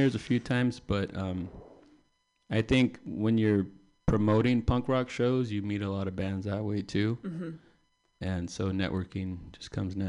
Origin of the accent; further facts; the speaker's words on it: Salinas, California, United States; And then I'm from Salinas, but, you know, like I told you when we got here, I mean... we'd all drive from different directions.